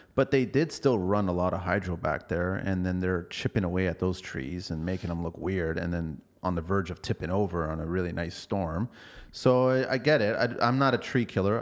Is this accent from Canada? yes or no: yes; Toronto, Ontario, Canada; I grew up at college in Dufferin, so right behind there, eleven thirteen College Street